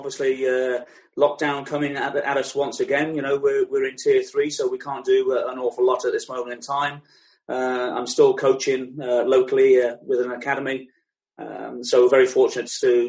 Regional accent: Wegberg, North Rhine-Westphalia, Germany; born there; The situation being is that, yes, I was born in West Germany and a Royal Air Force base called Wegberg.

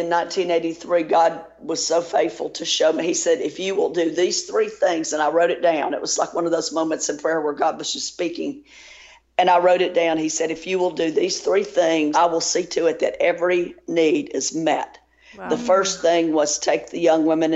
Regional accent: Tennessee, United States; also born or lived in Louisiana; I grew up in Tennessee

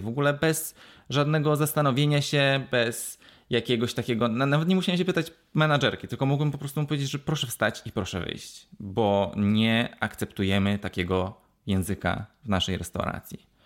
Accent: Poland; now in Wales, United Kingdom

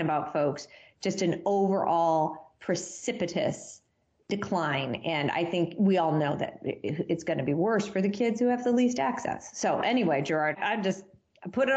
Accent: Massachusetts, United States; my home state, the Commonwealth of Massachusetts

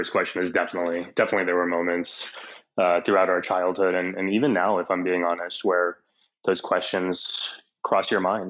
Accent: San Antonio, Texas, United States; now in New York City, United States; so my parents come as immigrants, and they're kind of a foot in both worlds. And then there's my brothers and me who grow up in South Texas in San Antonio, born and raised, all four of us.

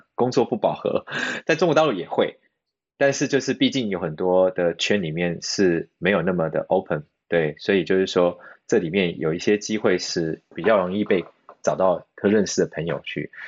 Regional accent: Taiwan; moved away as an adult; also born or lived in China; now in Sydney, Australia; 我一个台湾人

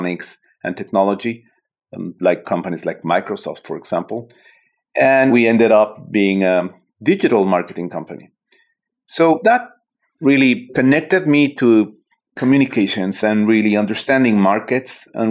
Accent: Mexico City, Mexico; moved away as an adult; also born or lived in San Francisco Bay Area, United States; now in San Francisco, United States; I am originally from Mexico City, and I relocated in the Bay Area, San Francisco, 9 years ago, actually.

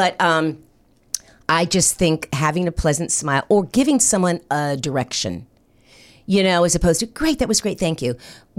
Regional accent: North Miami Beach, Florida, United States; also born or lived in New Jersey; I grew up in Miami, Florida.

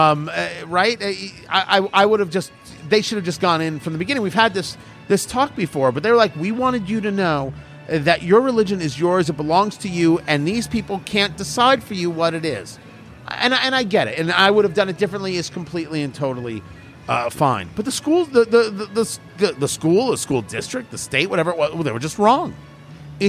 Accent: New Jersey, United States; I grew up in New Jersey

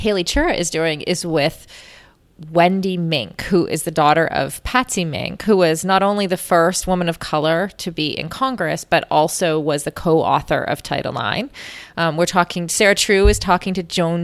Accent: Canada; as a Canadian

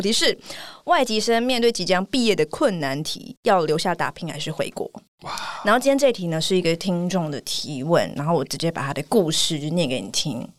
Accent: Taiwan; 我们是台湾人

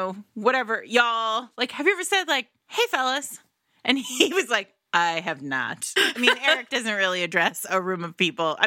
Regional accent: Rhode Island, United States; They always know I'm from Rhode Island because Rhode Island has its own language.

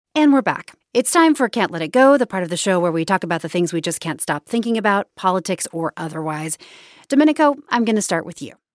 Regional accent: Kansas City, Missouri, United States; my hometown, Union Station

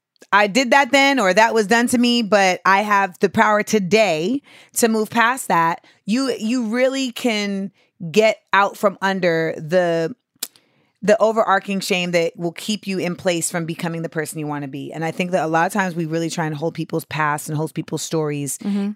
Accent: United States; Well, I'm, you know, Black American.

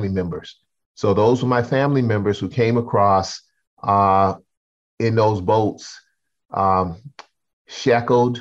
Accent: Charleston, South Carolina, United States; growing up in Charlestonville

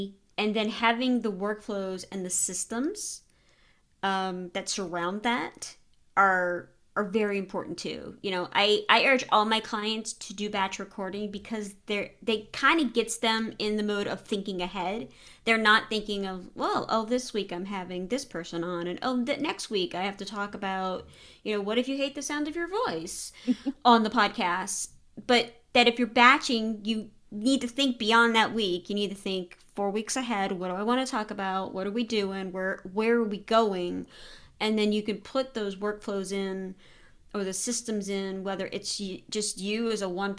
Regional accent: Louisiana, United States; Yeah, growing up in Louisiana, no. There's always gravy.

